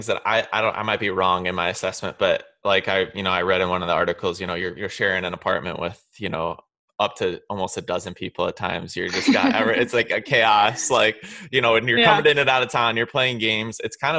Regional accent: Illinois, United States; I'm from Illinois

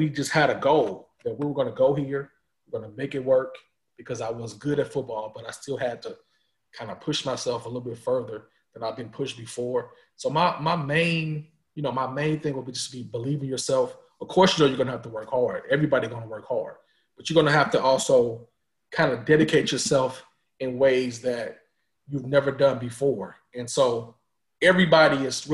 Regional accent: St. Louis, Missouri, United States; I'm from St. Louis. You know, Mizzou was 2 hours from my house.

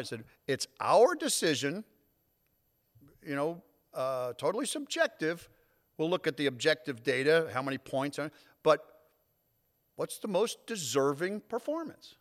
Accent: North Haven, Connecticut, United States; moved away as an adult; I grew up in North Haven, right outside of New Haven, Connecticut

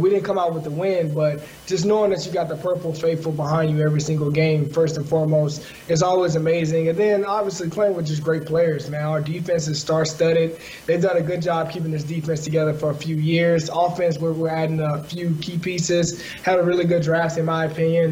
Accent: the South, United States; also born or lived in Los Angeles; being African American from the South

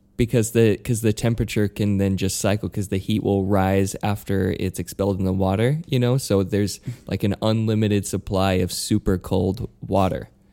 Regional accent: Utah, United States; moved away; I'm from Utah, but I'm not from a farm.

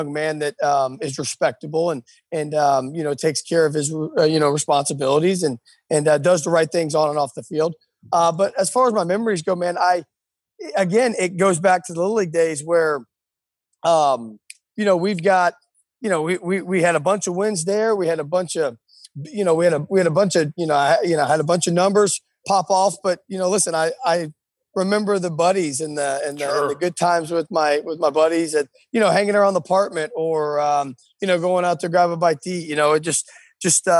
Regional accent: Apopka, Florida, United States; also born or lived in Pensacola, Florida; I'm from Apopka, Florida. I've been there my whole life.

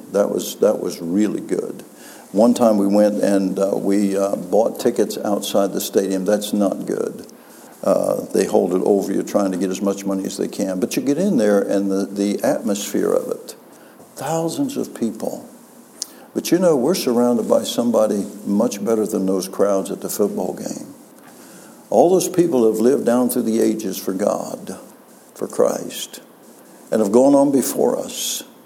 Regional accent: West Virginia, United States; moved away; I'm from West Virginia. And uh, for some reason, the Lord took me back to West Virginia

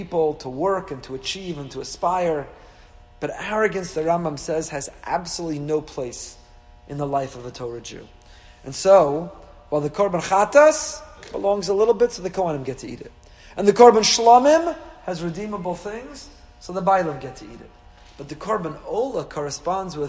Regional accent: Teaneck, New Jersey, United States; born or raised there

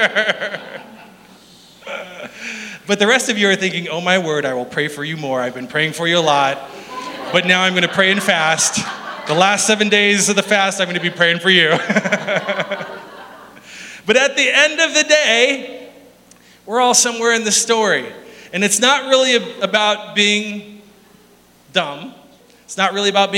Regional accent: South Dakota, United States; We're from South Dakota.

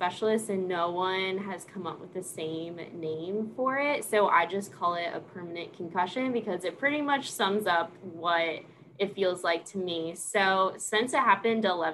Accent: Washington, New Jersey, United States; moved away as an adult; also born or lived in Pennsylvania / Kentucky / South Carolina; now in Clarksville, United States; I'm originally from Washington, New Jersey, which is a really small town, 15 minutes from the Pennsylvania border.

